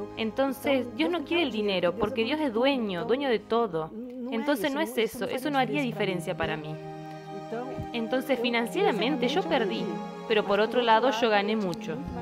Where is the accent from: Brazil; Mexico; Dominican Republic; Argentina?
Brazil; Americana, São Paulo; moved away as an adult; now in Monte Verde, Brazil; yo soy de americana